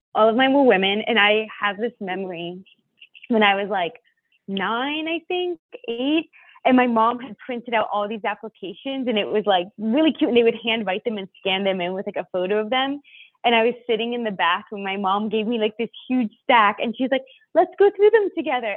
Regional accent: near Washington D.C., Northern Virginia, United States; I am from the East Coast of the United States. Um, I was born right outside of Washington, Virginia, or Washington D.C. in Northern Virginia

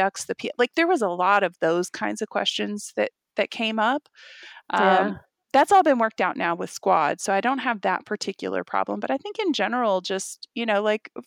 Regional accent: Dallas, Texas, United States; I was raised in the South. I'm from Texas. I was raised in Dallas

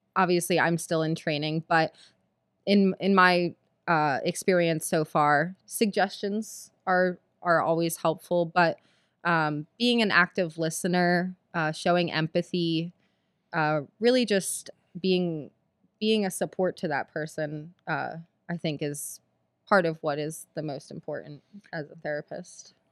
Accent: Philadelphia, Pennsylvania, United States; I grew up in Philadelphia

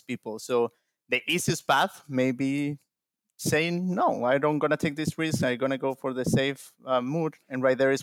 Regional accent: Venezuela; moved away as an adult; now in United States; moved here to the United States from my home country, Venezuela

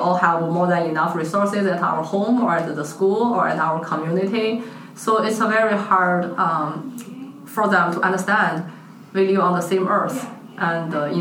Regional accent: China; moved away; my home country, China

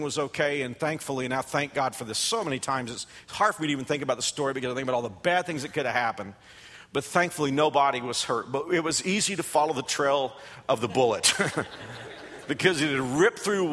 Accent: Texas, United States; moved away as an adult; also born or lived in Fort Worth, Texas; now in Wichita, United States; my home state

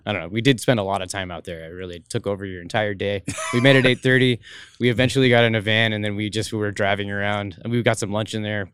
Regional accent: Washington, United States; moved away; also born or lived in Colorado; I'm from Washington

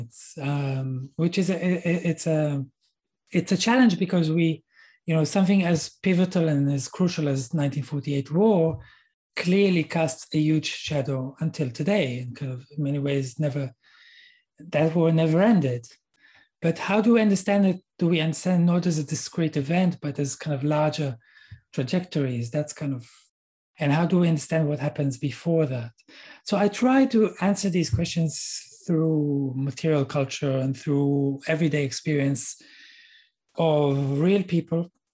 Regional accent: Israel; moved away as an adult; I'm Israeli and I grew up in Israel.

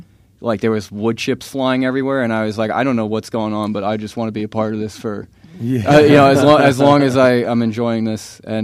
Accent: New York, United States; now in Stuart, United States; I'm originally from New York, but I moved down here to Stuart, Florida

